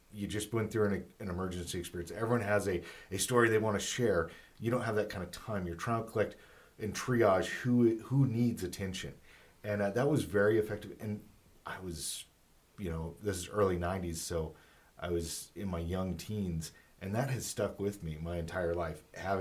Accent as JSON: {"language": "English", "region": "California", "country": "United States", "tie": "born or raised there", "moved": "yes", "said": "I grew up in California"}